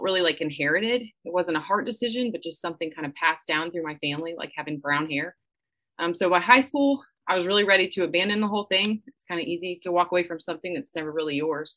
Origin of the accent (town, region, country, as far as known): Atlanta, Georgia, United States; born or raised there